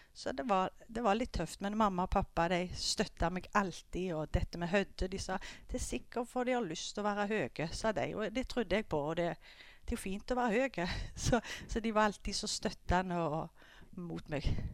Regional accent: Skudeneshavn, Rogaland, Norway; jeg er oppvokst i Skudeneshavn

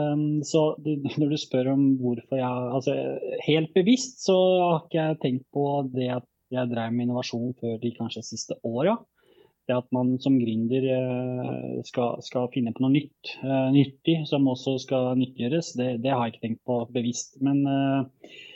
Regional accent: Bosnia & Herzegovina; also born or lived in Norway; now in Nesbyen, Norway; jeg kom jo fra, opprinnelig fra Bosnia, og familien eh, flytta til Norge i 2000.

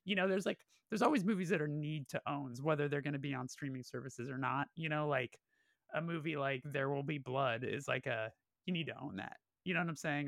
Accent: Burbank, California, United States; I'm from Burbank specifically, I was born and raised there

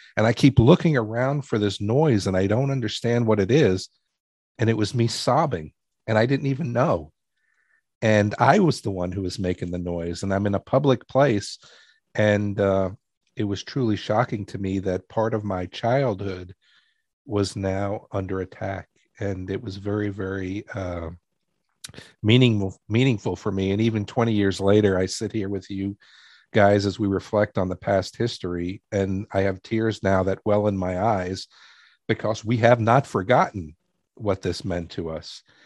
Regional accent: New York City, New York, United States; I grew up in New York City

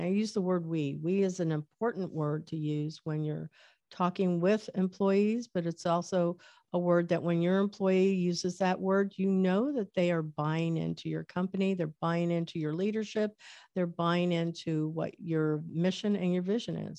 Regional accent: Medicine Lodge, Kansas, United States; I was born in Kansas in a little town called Medicine Lodge, Kansas

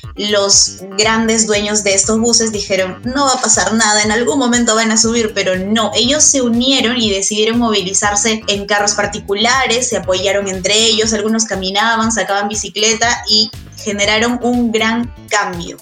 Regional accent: Cusco, Peru; now in Lima, Peru; yo soy de Cusco, y cuando llegué aquí a Lima

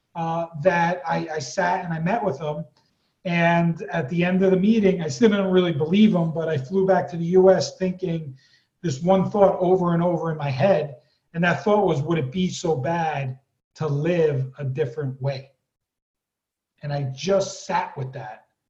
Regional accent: East Coast, United States; moved away; I was born on the East Coast and raised there

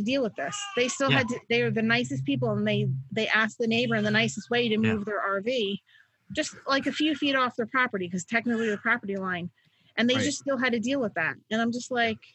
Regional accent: Middletown, United States; growing up in Middletown

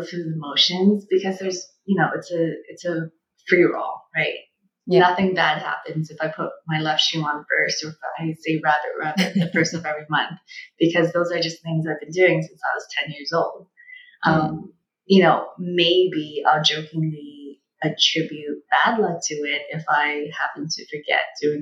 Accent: China; moved away; being born and growing up in China during the one-child policy

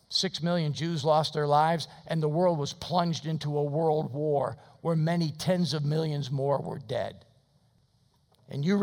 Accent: United States; I'm an American Christian.

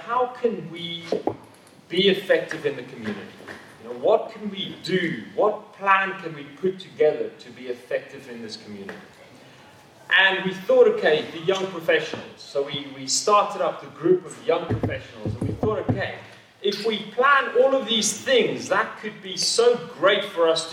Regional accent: South Africa; now in Walgrave, United Kingdom; I as a South African

